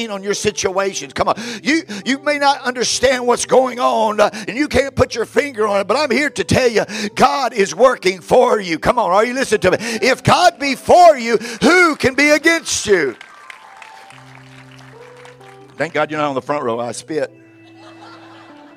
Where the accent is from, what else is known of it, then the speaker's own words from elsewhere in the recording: Memphis, Tennessee, United States; I was born in Memphis